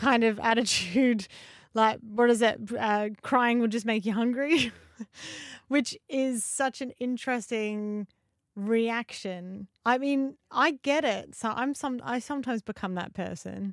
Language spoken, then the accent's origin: English; Australia; as an Aussie